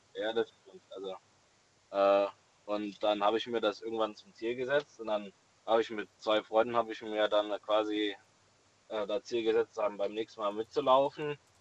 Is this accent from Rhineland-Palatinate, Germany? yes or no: yes; Rettert, Rhineland-Palatinate, Germany; ich komme aus Rettert, in der Nähe von äh, ja, Dietz, Limburg, die Ecke